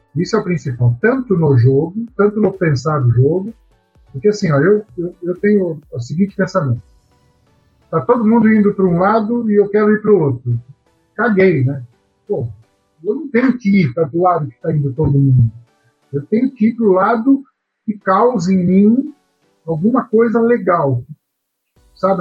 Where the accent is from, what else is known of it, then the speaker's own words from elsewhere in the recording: Araraquara, São Paulo, Brazil; eu sou de Araraquara, sou natural de Araraquara